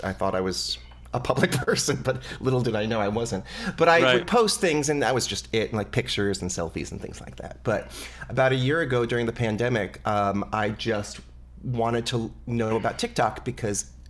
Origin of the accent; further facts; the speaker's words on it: New Jersey, United States; I was born in New Jersey